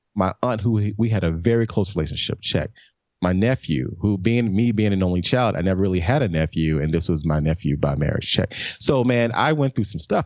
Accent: Memphis, Tennessee, United States; moved away as an adult; also born or lived in New York; born and raised in Memphis, man, back in nineteen seventy-one.

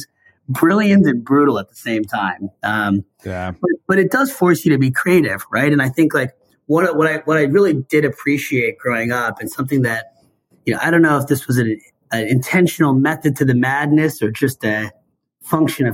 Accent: Seattle, Washington, United States; I grew up in Seattle

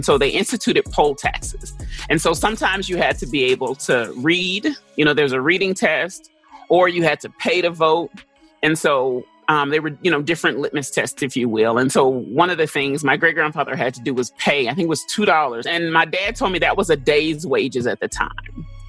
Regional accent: St. Louis, Missouri, United States; born there; I was born in St. Louis because my father was actually doing his residency.

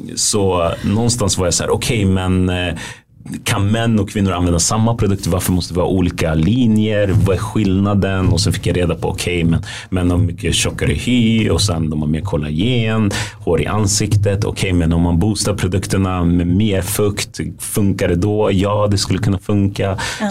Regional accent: Västerås, Västmanland, Sweden; moved away as an adult; also born or lived in United States; now in Stockholm, Sweden; jag är ju född och uppvuxen i Sverige

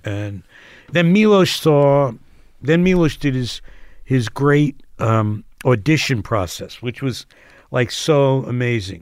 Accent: Asbury Park, New Jersey, United States; moved away; I'm from Asbury.

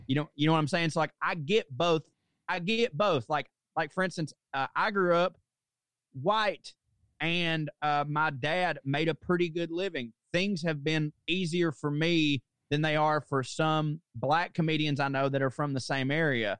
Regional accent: the South, United States; moved away; also born or lived in New York; what do people mostly expect of me as being a Southerner

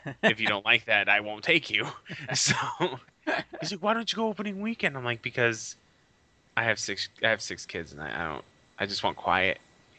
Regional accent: United States; we're American.

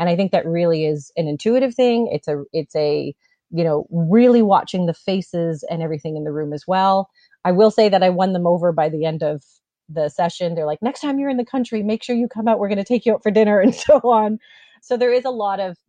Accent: Canada; I'm from Canada.

